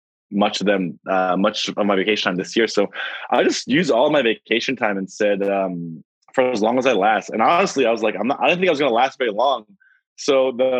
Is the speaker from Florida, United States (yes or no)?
no; New York, United States; I am from New York, and I am a physician